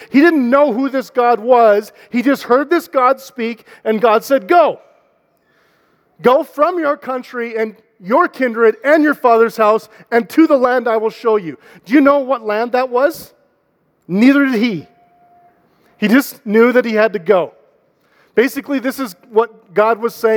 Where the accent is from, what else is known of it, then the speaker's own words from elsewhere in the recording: Canada; now in Calgary, Canada; We're Canadian